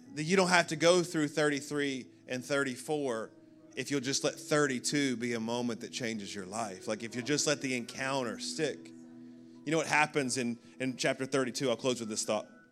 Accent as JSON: {"language": "English", "town": "Birmingham", "region": "Alabama", "country": "United States", "tie": "born or raised there", "moved": "yes", "lives_now": "Orlando, United States", "said": "I was born in Birmingham, Alabama, nineteen eighty-four."}